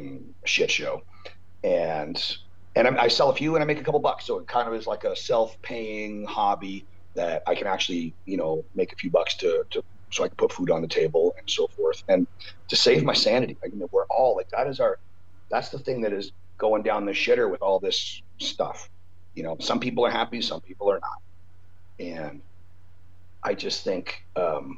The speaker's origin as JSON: {"language": "English", "country": "Canada", "moved": "yes", "lives_now": "United States", "said": "as a Canadian with a proper green card to live in the States, where I love it here"}